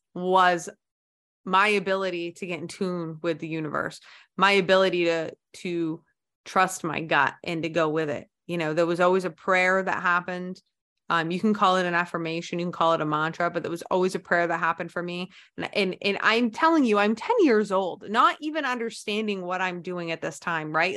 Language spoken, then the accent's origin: English; United States